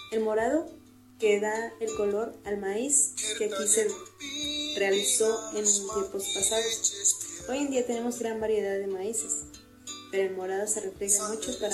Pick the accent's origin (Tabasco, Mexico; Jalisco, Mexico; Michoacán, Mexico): Michoacán, Mexico; Zacapu